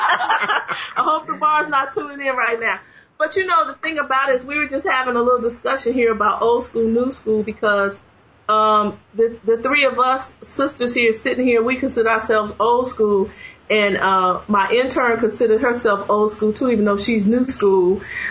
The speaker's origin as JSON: {"language": "English", "town": "Chicago", "region": "Illinois", "country": "United States", "tie": "born or raised there", "moved": "yes", "said": "I grew up in Chicago, so I used a lot of slang."}